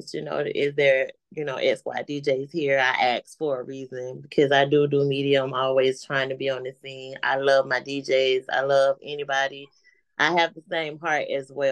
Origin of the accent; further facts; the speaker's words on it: Appling County, Georgia, United States; moved away as an adult; now in Jacksonville, United States; I come from a small town from Georgia myself, but I'm from Appin County